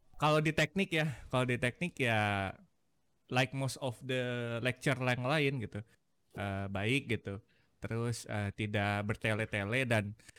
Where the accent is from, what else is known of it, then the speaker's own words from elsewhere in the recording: Bandung, West Java, Indonesia; aku sendiri dari Bandung